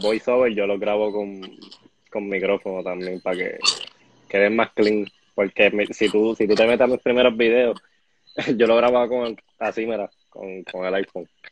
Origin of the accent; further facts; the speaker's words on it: Bayamón, Puerto Rico; now in Guaynabo, Puerto Rico; Yo nací en Bayamón, me crié en Bayamón, estudié en Bayamón, pero siempre he vivido en Guaynabo.